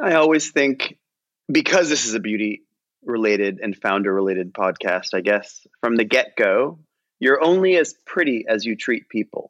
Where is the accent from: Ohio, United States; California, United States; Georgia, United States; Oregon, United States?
Ohio, United States; Cleveland; I'm from Cleveland and I'm Indian